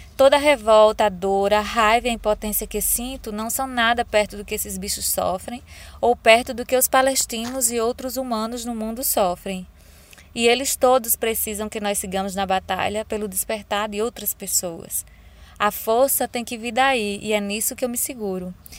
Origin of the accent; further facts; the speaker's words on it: Natal, Rio Grande do Norte, Brazil; nasci e moro em Natal